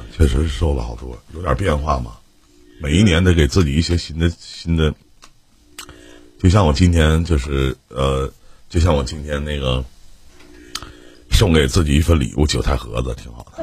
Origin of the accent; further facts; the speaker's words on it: Northeast China, China; 在我们东北